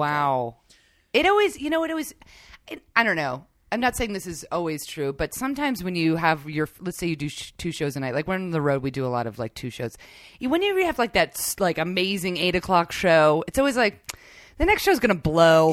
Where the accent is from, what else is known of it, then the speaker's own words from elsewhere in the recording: New York, United States; I grew up in New York